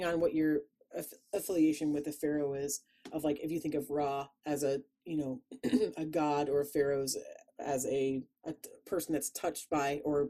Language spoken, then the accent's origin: English; Chicago, Illinois, United States; accent: Chicago; my Chicago accent came out